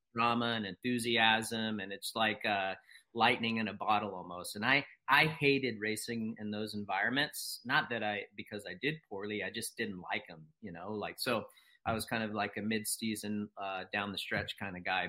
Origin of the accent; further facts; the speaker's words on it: East Coast, United States; I'm from the East Coast